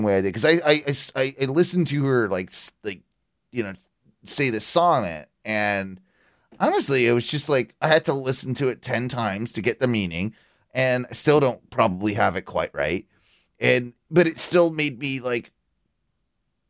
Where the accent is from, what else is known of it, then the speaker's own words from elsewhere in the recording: United Kingdom; I'm British